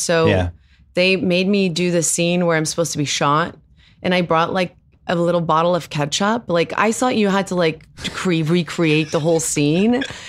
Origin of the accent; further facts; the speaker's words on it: South Africa; first language Afrikaans; English is a second language; now in United States; Well, I was raised in with Afrikaans as my first language.